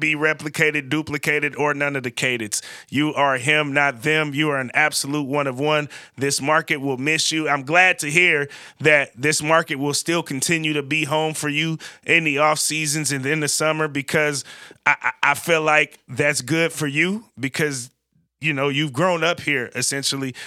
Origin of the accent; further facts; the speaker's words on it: Vallejo, California, United States; I'm from Vallejo, California. I lived in every part of Vallejo, California, but I spent a significant amount of time being raised in the country club, Crest